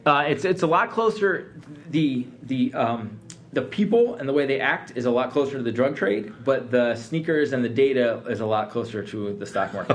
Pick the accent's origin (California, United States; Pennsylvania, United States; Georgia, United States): Pennsylvania, United States; Philadelphia; also born or lived in Atlanta / New York; now in Detroit, United States; I grew up in Philadelphia. I lived in Atlanta for 15 years.